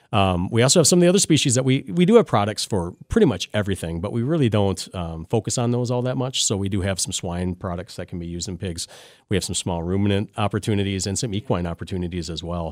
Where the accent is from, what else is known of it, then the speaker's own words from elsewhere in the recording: Lancaster, Wisconsin, United States; I grew up in Lancaster, Wisconsin, down in southwestern corner. So I'm um, born and bred there